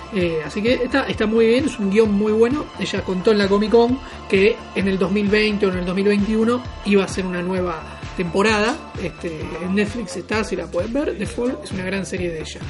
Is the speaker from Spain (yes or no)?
no; Argentina; X-Men la seguía mucho en Telefe cuando era chiquito, Canal 11 acá en Argentina